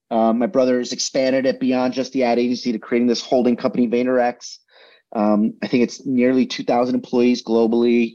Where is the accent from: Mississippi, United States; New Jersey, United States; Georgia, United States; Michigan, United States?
New Jersey, United States; where I grew up in New Jersey was the middle of fucking nowhere